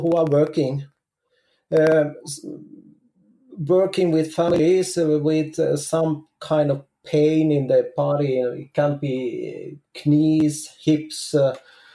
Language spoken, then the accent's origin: English; Finland; moved away as an adult; now in Norway; I'm from Finland, but I got ready with my studies in 1996. And 1997, we took a move in Norway